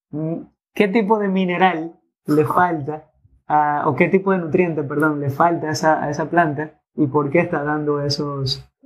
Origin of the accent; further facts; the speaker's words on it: Dominican Republic; primero de representada dominicana, que es mi tierra también